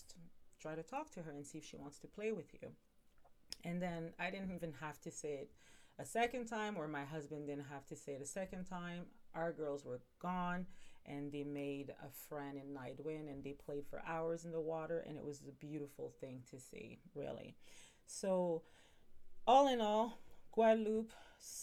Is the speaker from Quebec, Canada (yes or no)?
yes; Montreal, Quebec, Canada; now in Ontario, Canada; I'm initially from Montreal, I'm pretty sure I've said that, and I now live in Ontario